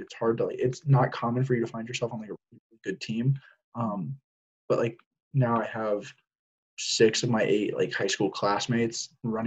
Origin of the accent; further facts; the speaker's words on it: Cary, North Carolina, United States; I'm from Cary, North Carolina, so like 15 minutes outside of campus